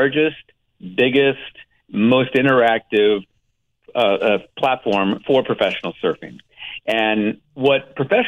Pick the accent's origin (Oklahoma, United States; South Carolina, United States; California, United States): Oklahoma, United States; born and raised in Oklahoma